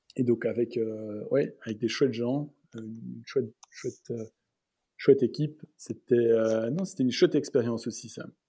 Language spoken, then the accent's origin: French; Antwerp, Flanders, Belgium; moved away as an adult; also born or lived in Brussels / California; je suis né à Anvers. Mes parents euh, ont, toujours vécu à Anvers, donc je, suis né là-bas et j'ai mhm. étudié là-bas euh, jusqu'à mes secondaires